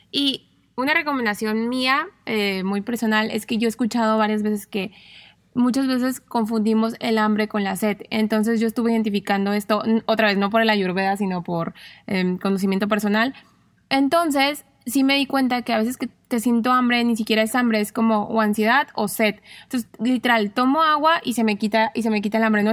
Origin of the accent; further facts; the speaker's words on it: Mexico; como mexicanos